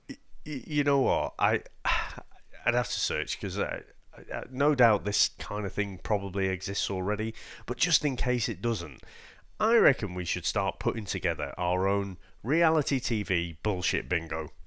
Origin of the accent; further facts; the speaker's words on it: United Kingdom; we're the British ones here